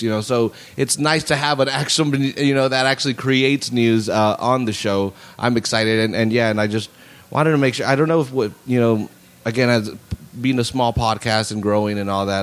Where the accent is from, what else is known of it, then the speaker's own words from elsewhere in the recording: Salinas, California, United States; i was raised there on laurel between tout and sanborn you know or for 10 years